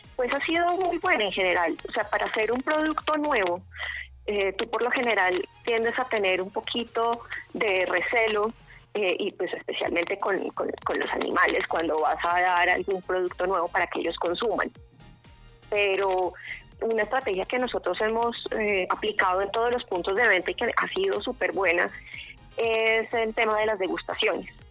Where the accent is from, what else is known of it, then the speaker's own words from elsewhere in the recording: Bogotá, Colombia; now in Sopó, Colombia; yo soy bogotana de nacimiento